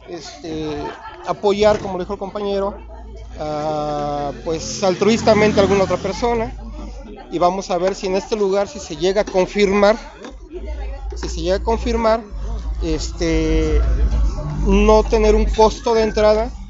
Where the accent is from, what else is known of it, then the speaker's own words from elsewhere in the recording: Naucalpan, State of Mexico, Mexico; yo vengo pues del estado de México de Naucalpan allá hicimos también la filial de Bols Club Celaya.